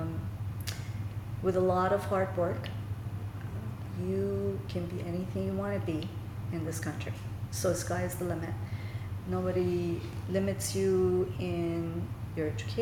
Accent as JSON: {"language": "English", "country": "Iran", "also_born_or_lived": "Southampton, United States", "second_language": "English", "moved": "as an adult", "lives_now": "United States", "said": "I'm from Iran"}